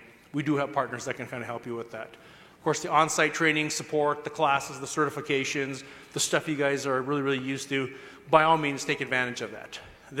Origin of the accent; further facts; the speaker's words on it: Minnesota, United States; I'm from Minnesota.